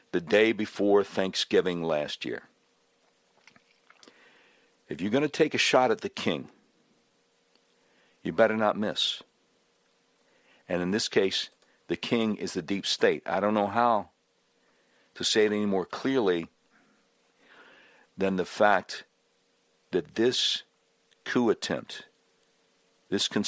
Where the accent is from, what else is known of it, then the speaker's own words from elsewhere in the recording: Charlotte, North Carolina, United States; moved away as an adult; also born or lived in Panama City, Florida / Savannah, Georgia; now in Little Rock, United States; I grew up in Charlotte